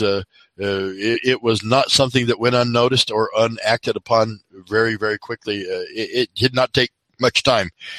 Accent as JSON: {"language": "English", "town": "Pueblo", "region": "Colorado", "country": "United States", "tie": "born or raised there", "moved": "yes", "lives_now": "Las Vegas, United States", "said": "I'm from Colorado, and Damon Runyon was born in my hometown"}